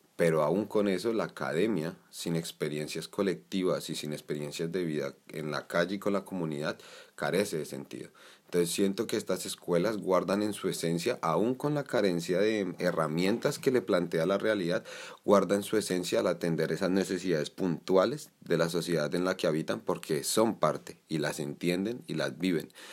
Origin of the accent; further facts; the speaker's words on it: Colombia; now in Spain; cansarnos como sociedad colombiana